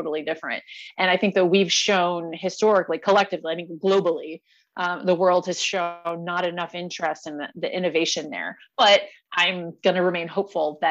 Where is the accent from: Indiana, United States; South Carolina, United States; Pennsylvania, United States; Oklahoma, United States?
Indiana, United States; moved away; I'm from Indiana, right? Not far from South Bend.